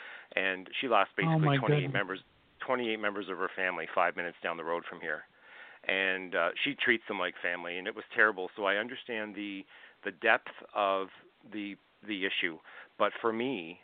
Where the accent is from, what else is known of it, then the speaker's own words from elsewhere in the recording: Glace Bay, Nova Scotia, Canada; I grew up in Glace Bay, Nova Scotia